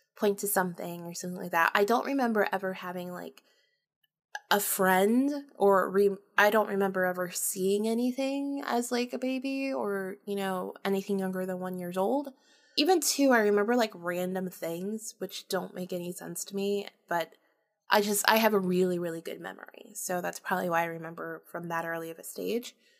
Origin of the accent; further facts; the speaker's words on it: Jacksonville, Florida, United States; also born or lived in St. Augustine, Florida; I was born and raised in Florida, North Florida, uh, Jacksonville, and then Saint Augustine.